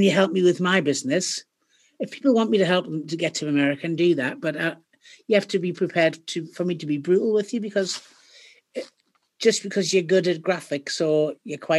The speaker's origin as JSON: {"language": "English", "area": "Ashington", "region": "North East England", "country": "United Kingdom", "moved": "yes", "said": "I come from Asherton."}